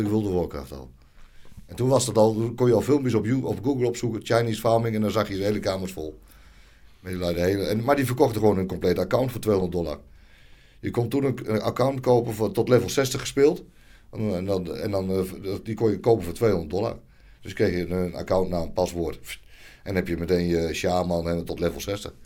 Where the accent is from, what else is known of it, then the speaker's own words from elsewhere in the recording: Nunspeet, Gelderland, Netherlands; now in Heerde, Netherlands; ik kom uit Nunspeet.